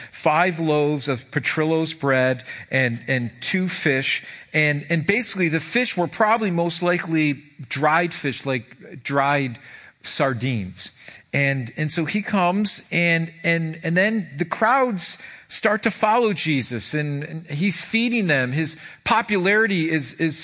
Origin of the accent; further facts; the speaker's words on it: Irondequoit, New York, United States; I grew up in Irondequoit